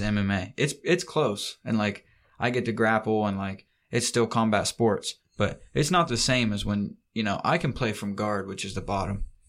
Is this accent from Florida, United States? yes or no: no; Ohio, United States; we're from Ohio